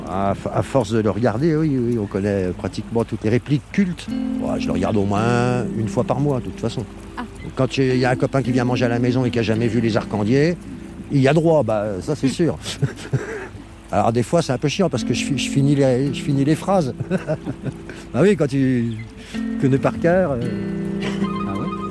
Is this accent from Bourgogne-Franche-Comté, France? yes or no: yes; Nevers, Bourgogne-Franche-Comté, France; also born or lived in Le Guétin; je suis né à Nevers et j'ai grandi